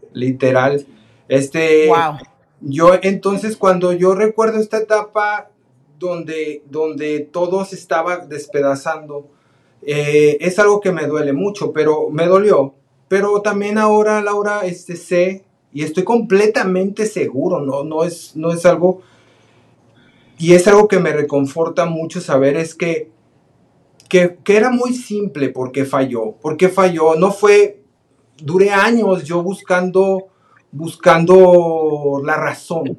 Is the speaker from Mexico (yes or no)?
yes; Guadalajara, Jalisco, Mexico; now in United States; somos de Guadalajara, Jalisco, los dos. Este, de ahí son nuestras familias también